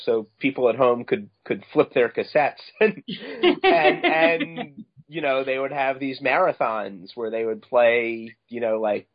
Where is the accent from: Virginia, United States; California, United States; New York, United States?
New York, United States; Long Island; I grew up on Long Island, mainly